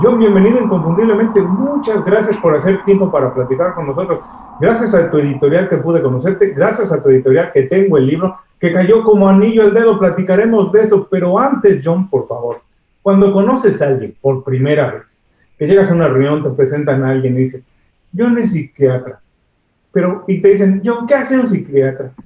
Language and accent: Spanish; Mexico; Soy mexicano